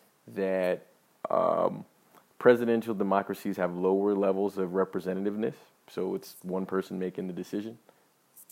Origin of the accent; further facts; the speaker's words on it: United States; I'm an American